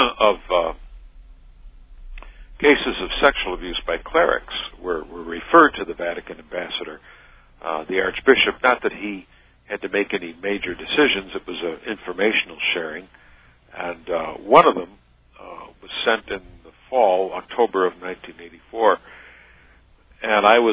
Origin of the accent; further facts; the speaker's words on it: upstate New York, United States; also born or lived in Wisconsin; I was born in Wisconsin, and my family moved around, well, not a great deal, but we moved from there to upstate New York when I was a kid